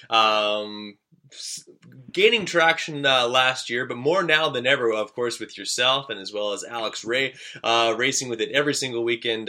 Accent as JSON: {"language": "English", "region": "Manitoba", "country": "Canada", "said": "Friendly Manitobans."}